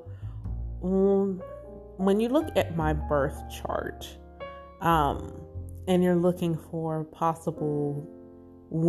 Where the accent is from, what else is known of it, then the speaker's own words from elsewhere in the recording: the South, United States; Growing up in the South, in the Bible Belt, as a Black Israelite